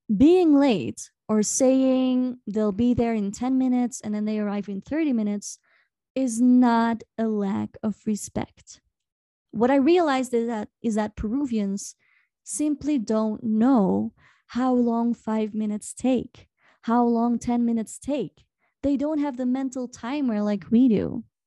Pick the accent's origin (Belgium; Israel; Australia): Belgium; now in Peru; I'm from Belgium